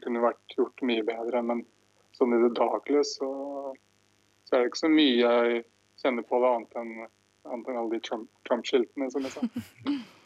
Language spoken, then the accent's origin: Norwegian; Norway; now in Michigan, United States; hjemme her som nordmann